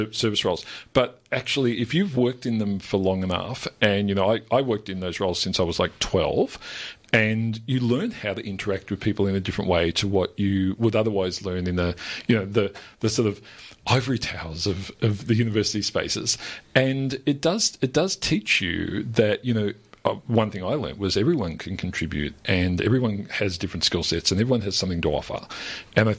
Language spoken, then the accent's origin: English; Melbourne, Victoria, Australia; I didn't come from real Australia, but I came from the West of Melbourne.